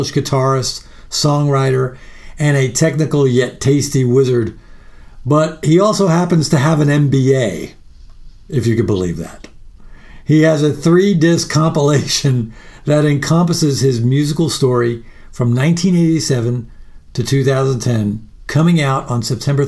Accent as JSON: {"language": "English", "area": "Long Island", "region": "New York", "country": "United States", "tie": "born or raised there", "moved": "yes", "lives_now": "Austin, United States", "said": "I grew up in New York. I live in Austin now, but I grew up in New York, and particularly on Long Island quite a bit"}